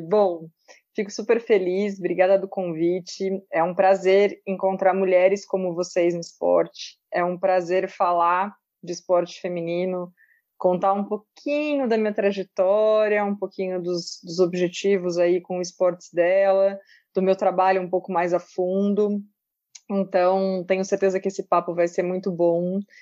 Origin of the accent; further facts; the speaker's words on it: Pedreira, São Paulo, Brazil; eu sou de uma cidade do interior de São Paulo, chamada Pedreira, e a minha infância toda eu cresci dentro de um clube poliesportivo